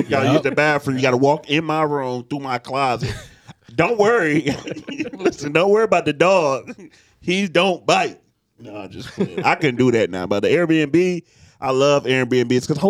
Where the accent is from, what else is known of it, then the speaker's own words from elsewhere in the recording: Detroit, Michigan, United States; I'm from Detroit, so you gotta have that mean face on when people wave at you.